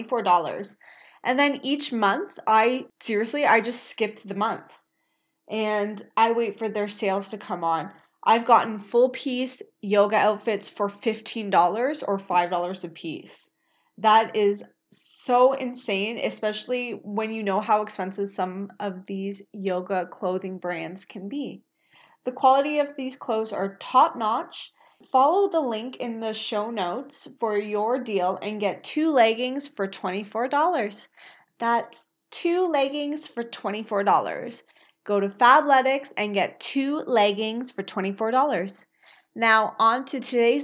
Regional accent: Scarborough, Ontario, Canada; also born or lived in Pickering; I grew up in Scarborough, but I lived in Pickering for 12 years.

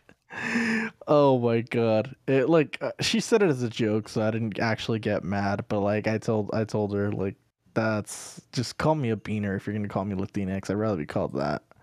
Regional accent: United States; I'm American

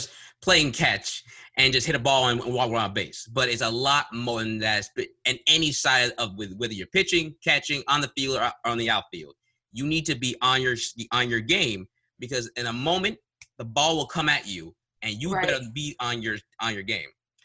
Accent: New York, United States; I am from New York

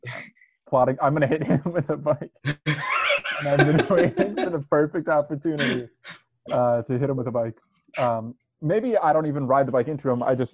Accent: Chatham, New Jersey, United States; moved away as an adult; now in Brooklyn, United States; I live in Brooklyn now, yes, but I'm from Northern Jersey, from Chatham, New Jersey, where I am right now.

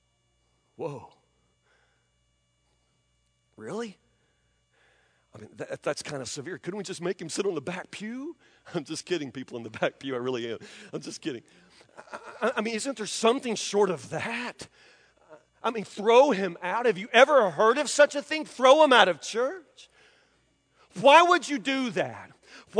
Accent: Franklin, United States; I grew up in Bar Baptist Mission in Franklin as a kid

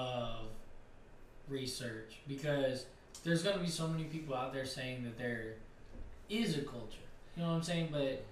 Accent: Chamblee, Georgia, United States; I lived in Shambly.

